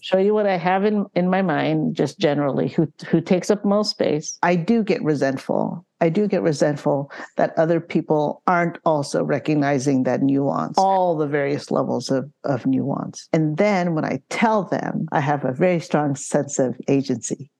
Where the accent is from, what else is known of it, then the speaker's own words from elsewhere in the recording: San Francisco, California, United States; also born or lived in Philippines; Sunset District